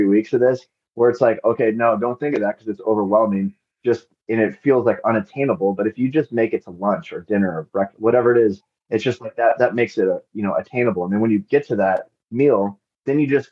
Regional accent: Overland Park, Kansas, United States; moved away as an adult; also born or lived in South Africa / Lesotho / Cairo, Egypt; I left my hometown of Overland Park, Kansas

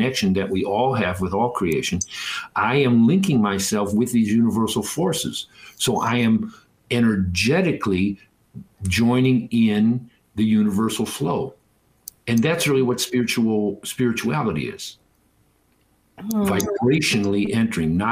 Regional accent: Detroit, Michigan, United States; I grew up in Detroit

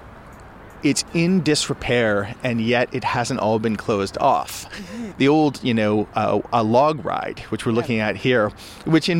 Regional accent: Toronto, Ontario, Canada; growing up in Toronto and then in the suburbs

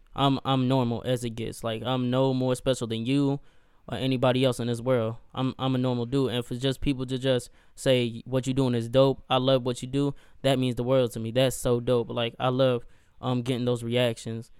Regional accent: Gastonia, North Carolina, United States; I'm from Gastonia, North Carolina

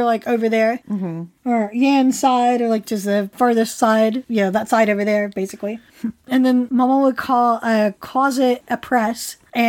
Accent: West Virginia, United States; At one point, however, my accent was so thick that I was once asked by the other kids in my summer camp, who were all fellow West Virginians, by the way

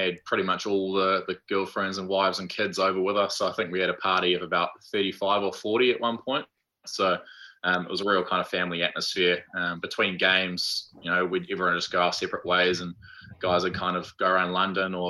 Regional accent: New Zealand; as Kiwi blokes

